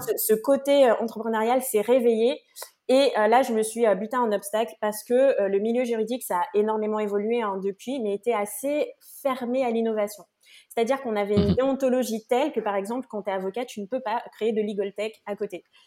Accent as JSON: {"language": "French", "country": "French Guiana", "said": "je viens de Guyane"}